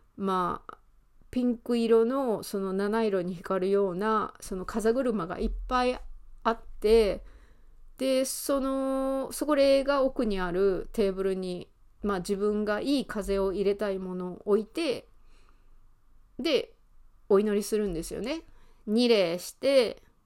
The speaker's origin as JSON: {"language": "Japanese", "region": "Osaka", "country": "Japan", "tie": "born or raised there", "also_born_or_lived": "London, United Kingdom", "accent": "Kansai", "moved": "as an adult", "said": "ずっと大阪で生まれて、大阪でまあずっと暮らしてイギリスのロンドンに住んだこともあるんですけどまた今は大阪に戻ってきて大阪で生活をしています"}